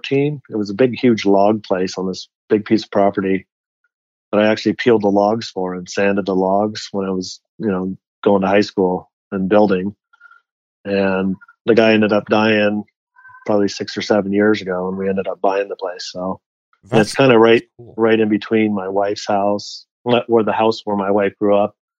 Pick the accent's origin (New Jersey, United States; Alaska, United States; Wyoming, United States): Alaska, United States; Delta Junction; also born or lived in Fairbanks, Alaska; now in Park City, United States; I was born in Fairbanks, Alaska, lived in a little town about 100 miles south of there called Delta Junction, Alaska